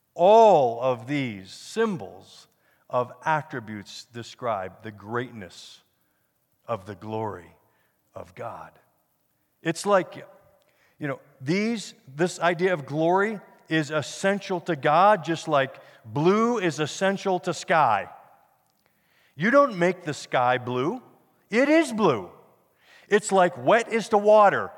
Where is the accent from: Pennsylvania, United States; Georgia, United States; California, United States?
Pennsylvania, United States; now in Denver, United States; I grew up in Pennsylvania